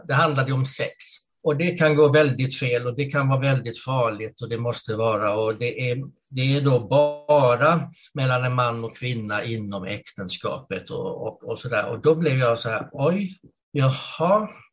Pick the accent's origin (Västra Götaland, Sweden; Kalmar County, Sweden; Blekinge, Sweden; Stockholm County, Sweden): Blekinge, Sweden; Karlskrona; moved away as an adult; now in Gävle, Sweden; annars är jag född och uppvuxen i Karlskrona i, Blekinge.